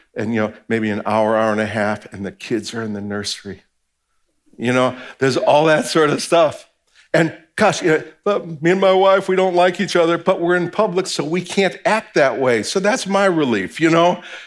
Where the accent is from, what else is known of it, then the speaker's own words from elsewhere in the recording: New Jersey, United States; I'm from New Jersey